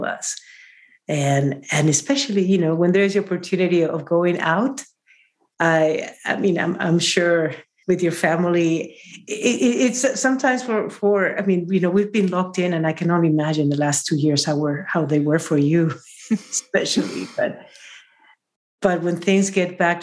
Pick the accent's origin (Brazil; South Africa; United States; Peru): Peru; from Peru